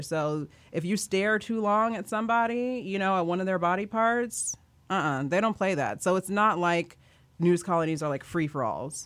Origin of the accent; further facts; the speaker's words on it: Kansas, United States; I grew up in Kansas.